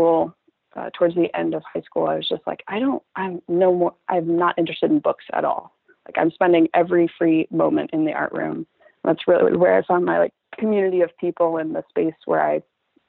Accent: Northern Virginia, United States; moved away as an adult; I grew up in Northern Virginia

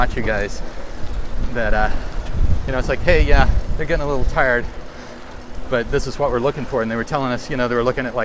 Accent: Arkansas, United States; moved away; I grew up in Arkansas, and well, one, we didn't have this many people in town

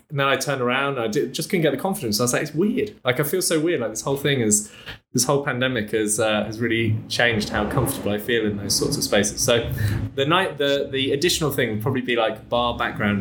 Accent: England, United Kingdom; moved away as an adult; also born or lived in Noe Valley, San Francisco; now in San Francisco, United States; a Brit who's moved over to America and now locked down and hasn't been home to England for over a year

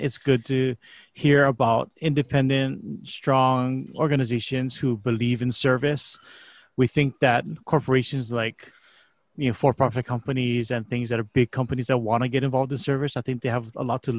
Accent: Hawaii, United States; Being born and raised in Hawaii

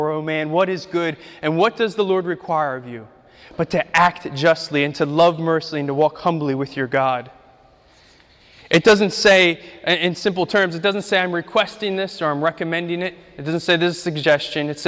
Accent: Ukraine; English is a second language; moved away; I grew up in Ukraine. We, we lived, our first house was on a dirt street. At the end of the street was a meat processing factory.

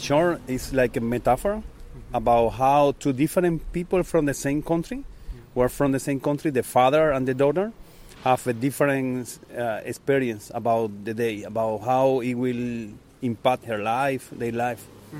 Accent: Cuba; I'm from Cuba.

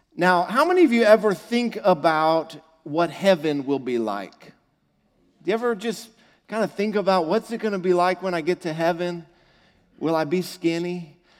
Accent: United States; I'm an American

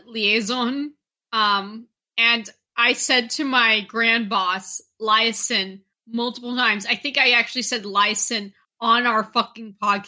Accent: Vancouver, Washington, United States; I was born in Vancouver, Washington.

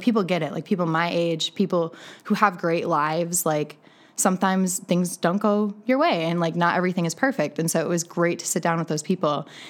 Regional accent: Green Bay, Wisconsin, United States; moved away as an adult; also born or lived in Iowa / Denver; I am actually born and raised in Green Bay, Wisconsin.

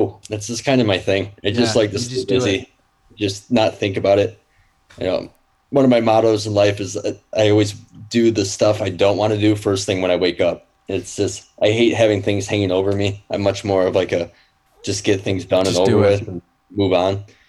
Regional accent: Detroit, Michigan, United States; I say as a musician, I'm from Detroit just because it's easier. I mean, I'm right on the border of Detroit.

